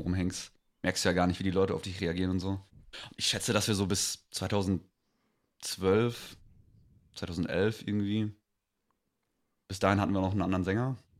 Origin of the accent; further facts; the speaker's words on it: Greven, North Rhine-Westphalia, Germany; wir kommen aus, äh, aus Greven, also Kaff bei Münster